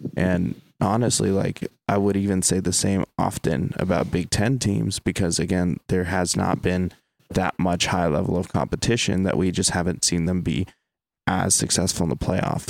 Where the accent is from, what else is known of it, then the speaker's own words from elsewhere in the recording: Ohio, United States; now in California, United States; growing up in Ohio